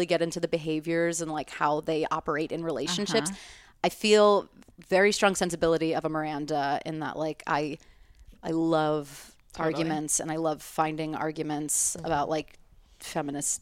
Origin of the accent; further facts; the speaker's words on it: New York, United States; I grew up in New York, so I've been a resident with the exception of 4 years and a few summer camp excursions. Mm-hmm, I've lived here my whole life.